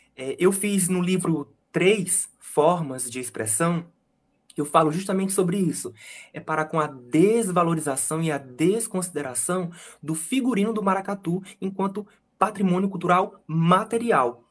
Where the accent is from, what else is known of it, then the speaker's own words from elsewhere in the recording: Fortaleza, Ceará, Brazil; eu, que sou fortalezense, que nasci e cresci aqui